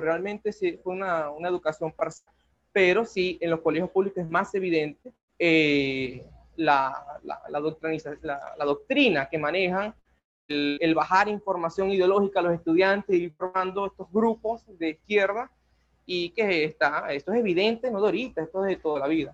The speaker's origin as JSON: {"language": "Spanish", "town": "Maracaibo", "region": "Zulia", "country": "Venezuela", "said": "yo también soy de Maracaibo"}